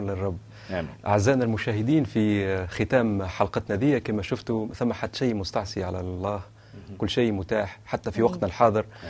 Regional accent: Tunisia; احنا ككنيسه تونسيه

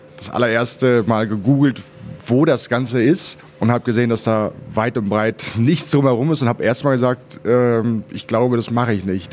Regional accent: Bielefeld, North Rhine-Westphalia, Germany; also born or lived in Berlin; now in Switzerland; geboren in Berlin, äh, aufgewachsen äh, hauptsächlich in Bielefeld

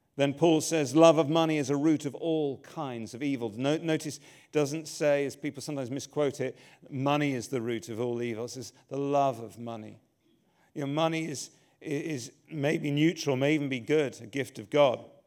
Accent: England, United Kingdom; I'm English

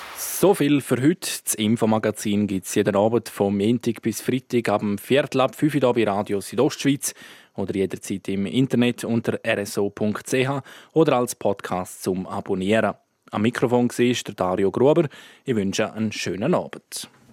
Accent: Graubünden, Switzerland; bei uns in Grabünde

